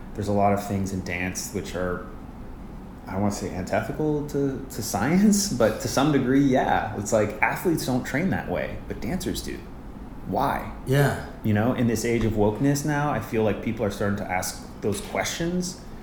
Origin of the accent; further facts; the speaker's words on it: Winnipeg, Manitoba, Canada; moved away as an adult; now in New York, United States; I grew up in Winnipeg, Manitoba, which is a city uh, north of Fargo in Canada.